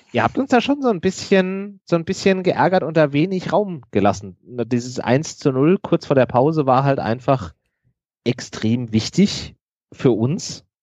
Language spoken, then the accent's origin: German; Frankfurt, Hesse, Germany; Ich bin gebürtiger Frankfurter, ich äh, bin da in der Nähe aufgewachsen